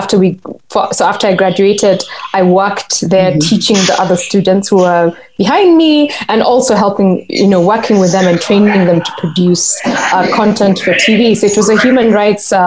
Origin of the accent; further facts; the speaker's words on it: Kenya; us as Kenyans